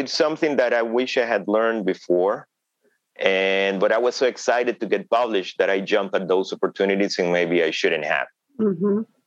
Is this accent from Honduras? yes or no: yes; Honduras; English is a second language; in Honduras, I'm not a minority, but in the United States, mm-hmm. I am.